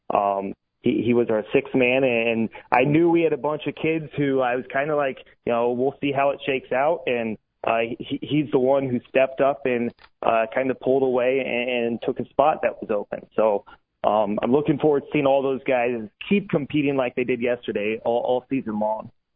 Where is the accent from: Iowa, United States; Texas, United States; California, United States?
Iowa, United States; Atlantic; I grew up in Atlantic.